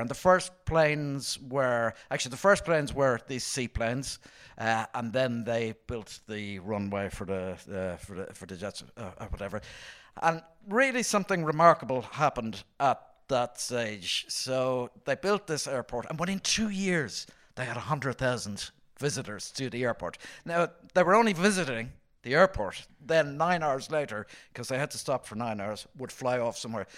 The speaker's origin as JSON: {"language": "English", "country": "Ireland", "tie": "born or raised there", "said": "growing up in Ireland in the seventies and nineties"}